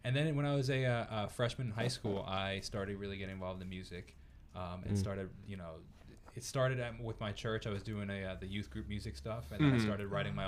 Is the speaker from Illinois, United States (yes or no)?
no; Northport, New York, United States; I am a musician from Northport, New York